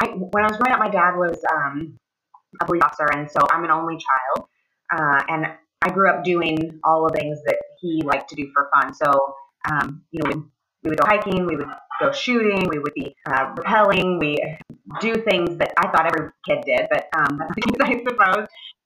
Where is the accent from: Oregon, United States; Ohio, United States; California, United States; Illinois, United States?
Ohio, United States; moved away as an adult; I am originally from Ohio. I grew up in a relatively small town, and I lived there until I joined the military when I was 18